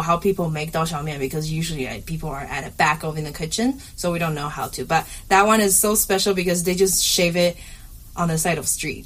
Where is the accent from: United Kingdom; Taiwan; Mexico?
Taiwan; southern Taiwan; And then I grew up in, in, in Taiwan, southern Taiwan